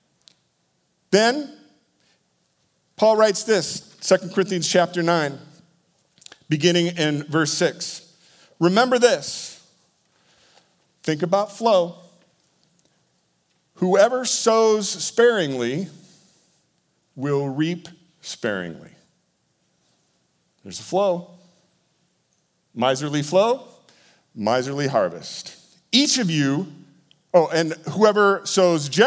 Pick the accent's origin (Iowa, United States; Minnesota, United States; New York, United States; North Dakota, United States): Iowa, United States; born to my parents in Iowa.